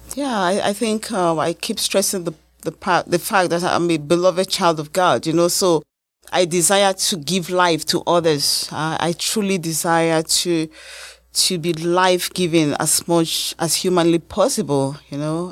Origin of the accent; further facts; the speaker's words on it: Nigeria; now in United States; as a Nigerian American